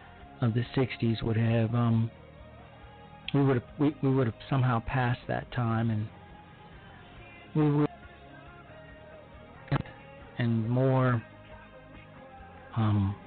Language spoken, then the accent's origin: English; Chicago, Illinois, United States; my hometown of Chicago, Illinois